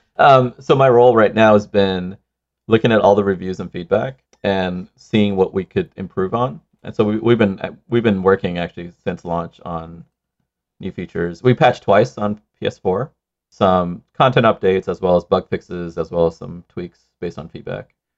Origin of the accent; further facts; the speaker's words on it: Sri Lanka; moved away; I grew up in Sri Lanka